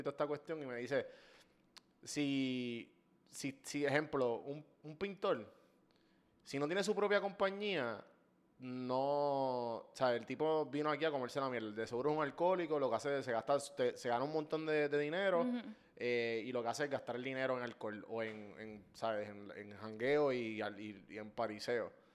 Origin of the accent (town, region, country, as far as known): Puerto Rico